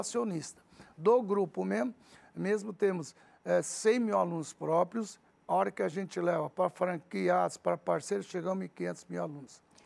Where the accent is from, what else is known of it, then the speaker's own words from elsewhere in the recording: Araçatuba, São Paulo, Brazil; first language Arabic; Portuguese is a second language; also born or lived in Lebanon; eu não falava português, para Aracatuba. Comecei a estudar lá